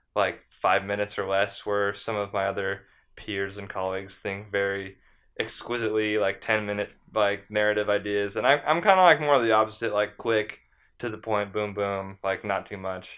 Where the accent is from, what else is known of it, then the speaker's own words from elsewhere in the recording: San Diego, California, United States; I'm from San Diego